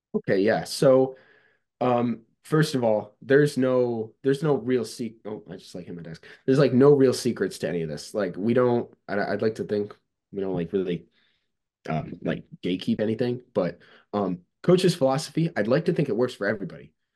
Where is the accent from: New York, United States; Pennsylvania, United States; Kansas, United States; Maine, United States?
New York, United States; Cazenovia; my hometown's Casanova, New York